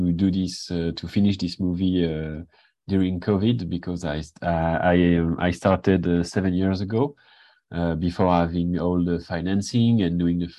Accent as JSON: {"language": "English", "country": "Switzerland", "moved": "yes", "lives_now": "Paris, France", "said": "I'm from Switzerland, but currently I'm living in Paris."}